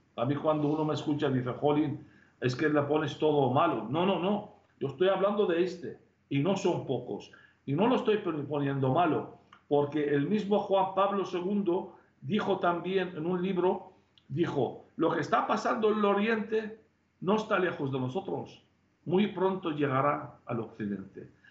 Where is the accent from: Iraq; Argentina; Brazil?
Iraq; Tel Keppe, Nineveh; now in Spain; en mi pueblo mismo, Teleskev destruyó todo el pueblo, mató casi 70 personas de mi propia familia